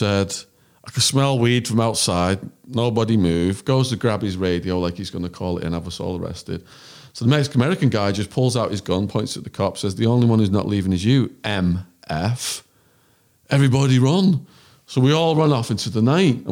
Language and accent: English; England, United Kingdom; accent: English; moved away; he hears my English accent